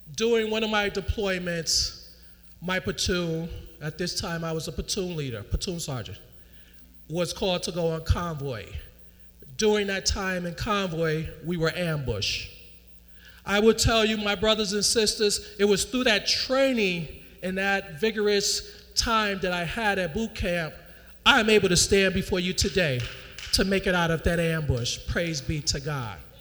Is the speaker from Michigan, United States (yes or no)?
no; New York, United States; New York